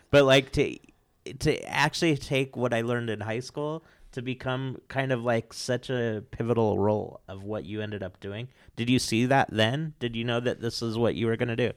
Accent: American Fork, Utah, United States; moved away; I grew up in Utah County

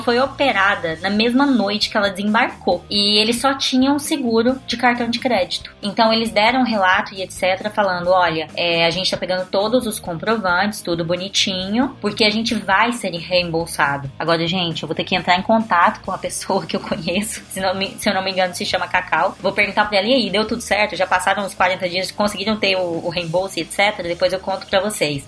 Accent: Brasília, Federal District, Brazil; Eu sou brasiliense

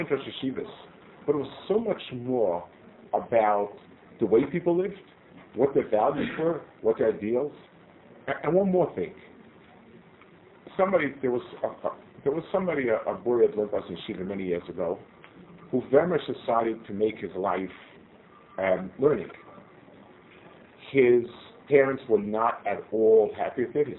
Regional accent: United States; moved away as an adult; now in Israel; I grew up in the States

